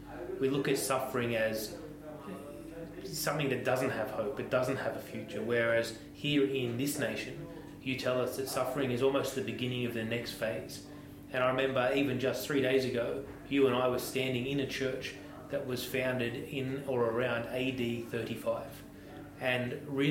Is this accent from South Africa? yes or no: no; Nineveh, Iraq; English is a second language; Growing up on the Nineveh Plain, and you know, the mighty Tigris River runs through this beautiful country.